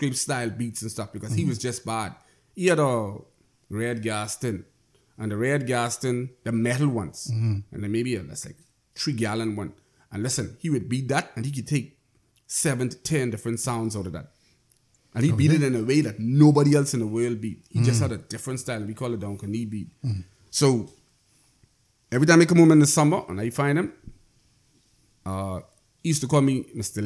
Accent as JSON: {"language": "English", "region": "Inagua", "country": "Bahamas", "tie": "born or raised there", "said": "I grew up in Inagua"}